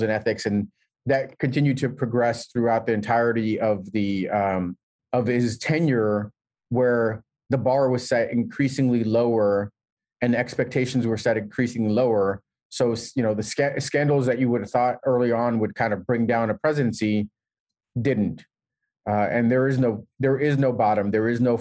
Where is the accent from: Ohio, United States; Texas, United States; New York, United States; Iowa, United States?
New York, United States; New York City; I grew up in New York City